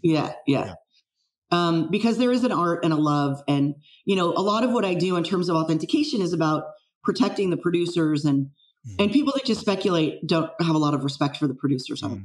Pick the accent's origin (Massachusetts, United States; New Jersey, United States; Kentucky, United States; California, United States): California, United States; San Francisco Bay Area, Silicon Valley; I'm actually a, a fifth generation San Francisco Bay Area native. Um, grew up here and uh, in Silicon Valley